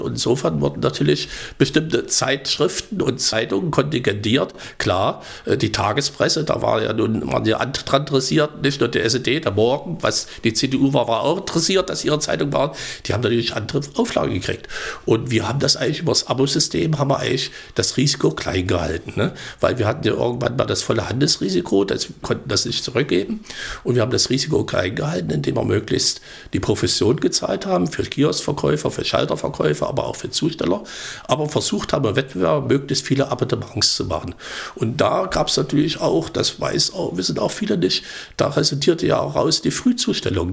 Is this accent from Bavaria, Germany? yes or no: no; Thuringia, Germany; bei uns in Thüringen